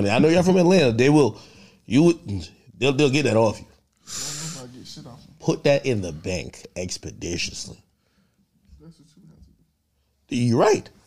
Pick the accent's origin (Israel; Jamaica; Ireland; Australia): Jamaica; born there; also born or lived in New Jersey; hey, where you from? I was born in Jamaica. I, I, was in Jersey.